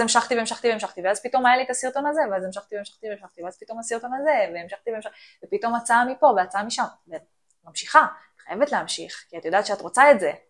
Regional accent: Ramla, Central District, Israel; אני מרמלה

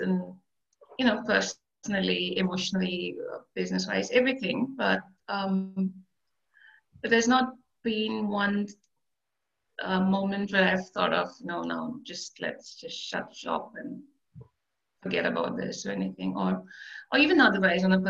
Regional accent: India; moved away as an adult; also born or lived in Middle East; I grew up in India

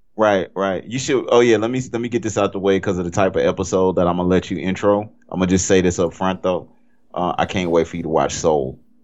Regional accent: Cajun, Louisiana, United States; I'm Cajun

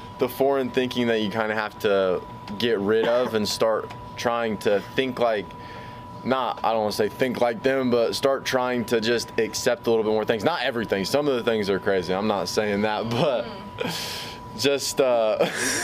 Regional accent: United States; moved away; also born or lived in Jiwaka Province, Papua New Guinea; I'm from America

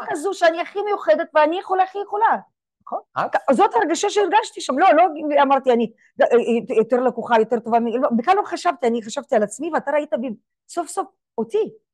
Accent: Israel; אני ישראלית, בישראל יהודייה

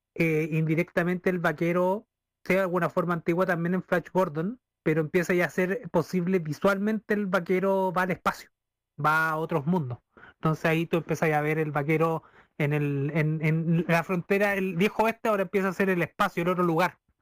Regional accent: Talca, Maule, Chile; yo vengo acá del Maule, de la región del Maule, soy un talquino que quiere ser maucho

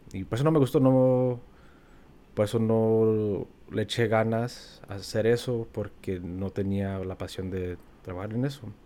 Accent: Wisconsin, United States; moved away as an adult; also born or lived in Kansas; now in Los Angeles, United States; cuando me preguntan de dónde soy, yo siempre digo que soy de Wisconsin porque pues, ahí crecí

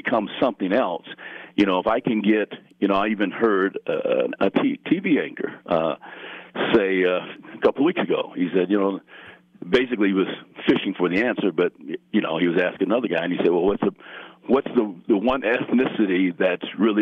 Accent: Colorado Springs, Colorado, United States; growing up here

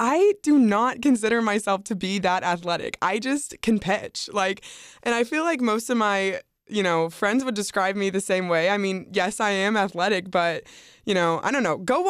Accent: the South, United States; No, I'm from the South.

